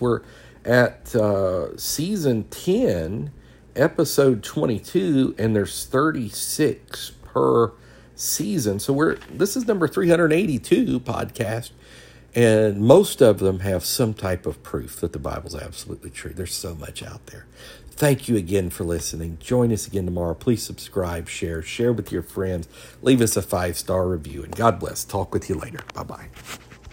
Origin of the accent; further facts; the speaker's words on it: the South, United States; I'm from the South.